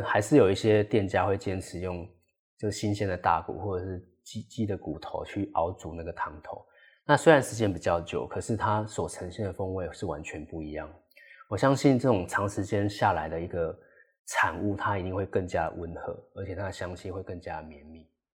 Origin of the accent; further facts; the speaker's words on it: Taiwan; 这也是为什么我们就是台湾人的原因啊，我们就是吃这个东西长大的